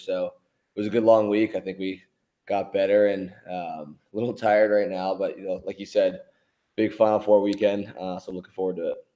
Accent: Philadelphia, Pennsylvania, United States; I love that I'm from Philly.

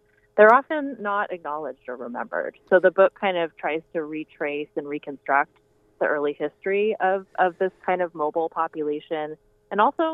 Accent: Seattle, Washington, United States; I grew up in Seattle.

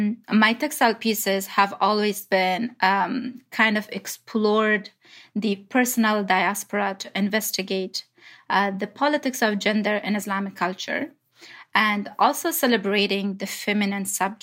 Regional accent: Kabul, Afghanistan; English is a second language; also born or lived in Pakistan / Dushanbe, Tajikistan; now in Canada; But soon I grew up in Kabul, Afghanistan. Then we were a refugee to Pakistan again and back to Dushanbe, Tajikistan. And in 2005, we immigrated to Canada.

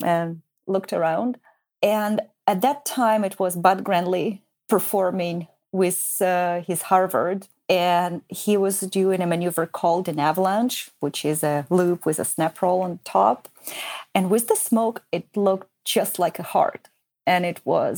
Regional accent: Ukraine; also born or lived in Switzerland; now in Canada; I was born in Ukraine

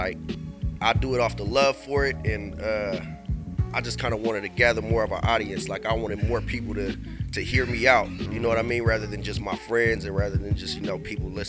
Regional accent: Marin, California, United States; I'm coming from right across that bridge, though. I'm from Marin.

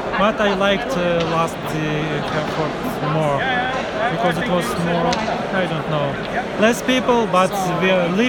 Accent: Ukraine; I am from Ukraine.

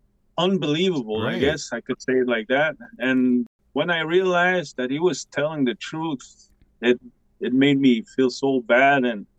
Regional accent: Pikogan, Quebec, Canada; I'm from Picogon, Canada. I am Algonquin and Cree mixed.

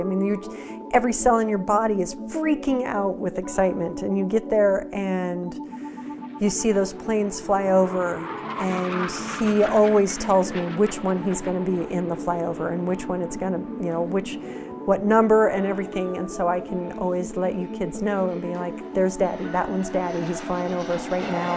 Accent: Colorado, United States; I grew up in Colorado, home with my parents all the time

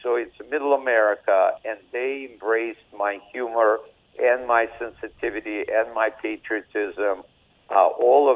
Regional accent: Odesa, Odesa Oblast, Ukraine; English is a second language; now in United States; I speak Russian, and I don't really, even though I grew up in Odessa, Ukraine, this is a Russian-speaking area.

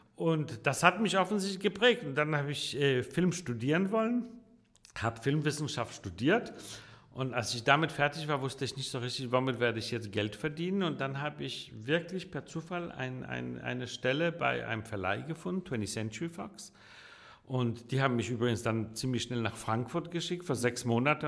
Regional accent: Copenhagen, Capital Region of Denmark, Denmark; also born or lived in Warsaw, Poland / Italy; now in Hamburg, Germany; Ich bin in Dänemark groß geworden

